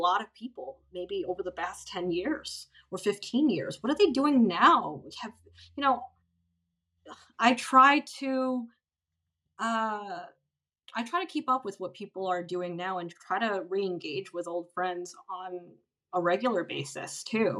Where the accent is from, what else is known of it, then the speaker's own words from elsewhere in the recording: United States; outside of America, where I'm from